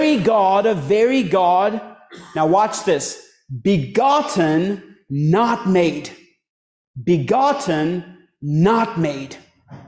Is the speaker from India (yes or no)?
yes; India; moved away; I was born and raised in a Hindu family back in India all my life, till around age 19